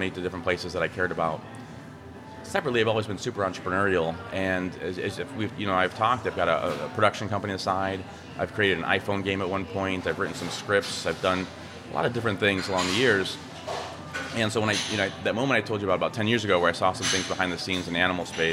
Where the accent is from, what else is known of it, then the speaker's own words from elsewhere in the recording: Chicago, Illinois, United States; I grew up in the Chicago area